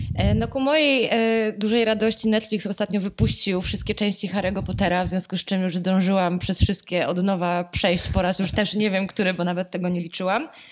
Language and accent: Polish; Poznań, Greater Poland, Poland; jestem z Poznania